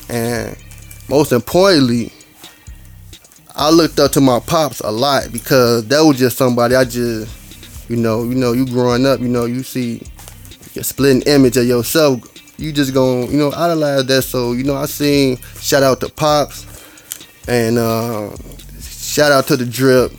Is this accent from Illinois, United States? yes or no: yes; Chicago, Illinois, United States; I'm from Chicago.